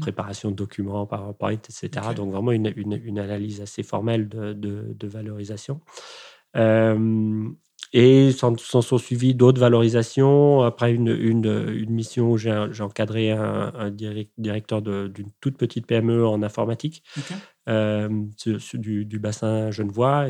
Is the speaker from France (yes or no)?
no; Rome, Lazio, Italy; moved away; où, habitent mes parents et où j'ai grandi euh, en Italie